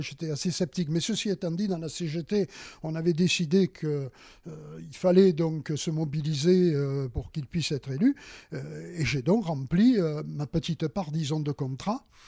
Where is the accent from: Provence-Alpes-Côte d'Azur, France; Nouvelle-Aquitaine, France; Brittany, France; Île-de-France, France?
Provence-Alpes-Côte d'Azur, France; Marseille; moved away as an adult; now in Sanary-sur-Mer, France; Je suis originaire de Marseille, une ville qui me reste, euh, très chère.